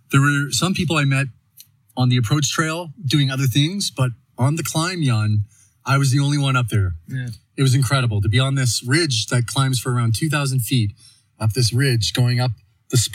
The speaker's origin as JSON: {"language": "English", "town": "Saint John", "region": "New Brunswick", "country": "Canada", "tie": "born or raised there", "also_born_or_lived": "Calgary", "moved": "as an adult", "lives_now": "Canmore, Canada", "said": "… from? From originally born and bred in St. John, New Brunswick on the east coast of Canada, but I've been living in Canmore and Calgary for the last eight years, back and forth between the two."}